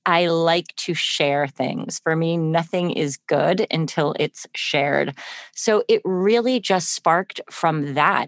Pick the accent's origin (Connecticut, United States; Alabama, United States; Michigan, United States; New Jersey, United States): Connecticut, United States; I grew up in Connecticut